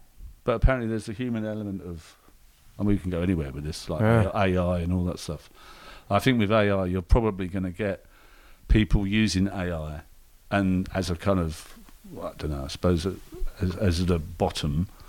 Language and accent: English; London, United Kingdom; I'm a Londoner and Brexit and all that stuff